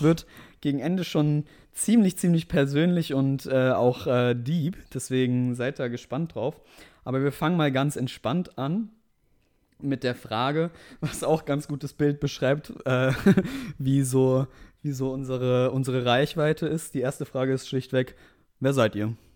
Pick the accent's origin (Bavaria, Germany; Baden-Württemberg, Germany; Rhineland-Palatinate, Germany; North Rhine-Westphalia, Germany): Baden-Württemberg, Germany; Mannheim area; wir kommen beide aus Umkreis Mannheim, beziehungsweise Mannheim so